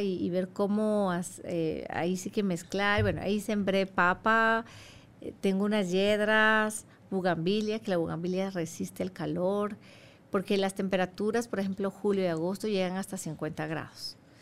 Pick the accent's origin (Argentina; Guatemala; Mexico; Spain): Guatemala; moved away as an adult; now in Saudi Arabia; yo soy de Guatemala